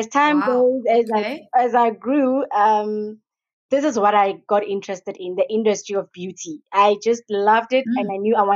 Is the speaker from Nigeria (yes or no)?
no; Rustenburg, North West, South Africa; also born or lived in Hebron, Pretoria; I am from Hebron. It's a location in Pretoria. I grew up in Rustenburg